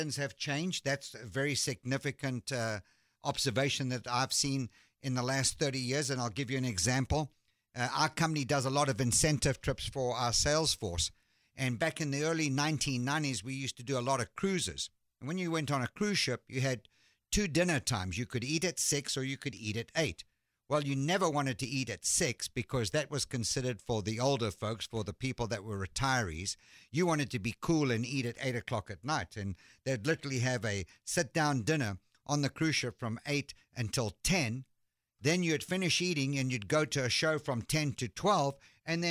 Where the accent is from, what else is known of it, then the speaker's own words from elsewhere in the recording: South Africa; moved away as an adult; also born or lived in London, United Kingdom; now in Dallas, United States; I was born in London, and my family moved to South Africa when I was 3 years old